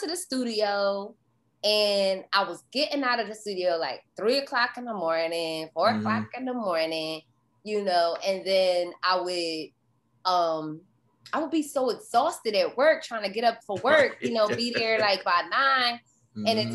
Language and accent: English; Philadelphia, Pennsylvania, United States; I'm from Philly